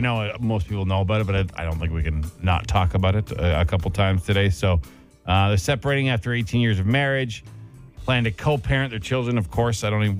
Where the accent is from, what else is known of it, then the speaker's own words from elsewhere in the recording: Ottawa, Ontario, Canada; I'm from Ottawa